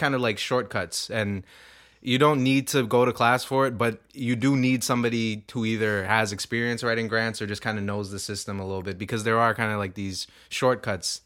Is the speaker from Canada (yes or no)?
yes; Toronto, Ontario, Canada; we're from Scarborough